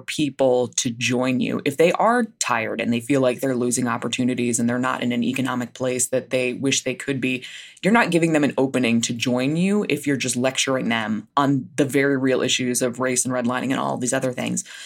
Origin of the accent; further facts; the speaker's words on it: New Jersey, United States; I grew up in New Jersey.